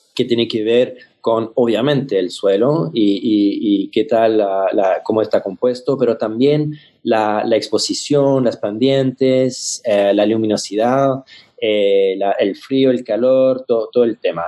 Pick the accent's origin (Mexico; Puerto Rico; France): France; Spanish is a second language; now in Chile; como, francés, eh, llegando a Chile